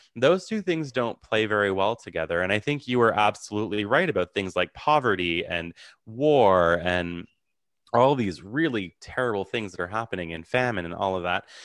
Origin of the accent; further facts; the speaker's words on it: Ottawa, Ontario, Canada; I'm from Ottawa, so the capital.